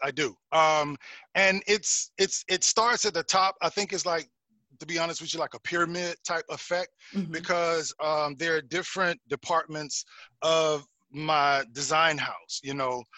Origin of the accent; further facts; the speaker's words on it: South Carolina, United States; moved away as an adult; also born or lived in Ohio; now in Atlanta, United States; I was born in Ohio, raised mm-hmm. in Carolina